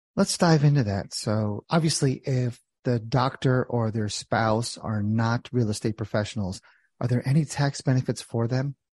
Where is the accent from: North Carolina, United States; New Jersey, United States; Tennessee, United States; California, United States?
New Jersey, United States; I'm from Jersey